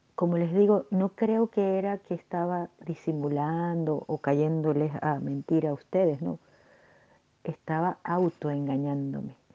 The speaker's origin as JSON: {"language": "Spanish", "country": "Venezuela", "said": "como diríamos en mi país, Venezuela"}